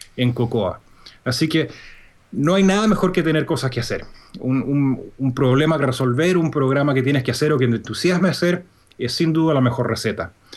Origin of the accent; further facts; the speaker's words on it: Santiago, Santiago Metropolitan Region, Chile; moved away as an adult; also born or lived in North Carolina / Indiana; now in Birmingham, Alabama, United States; yo soy chileno. Yo nací y crecí en Chile, en Santiago